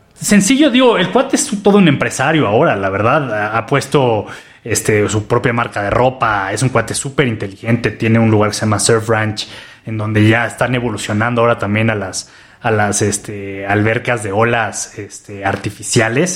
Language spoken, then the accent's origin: Spanish; Mexico City, Mexico; also born or lived in Australia; yo como, chilango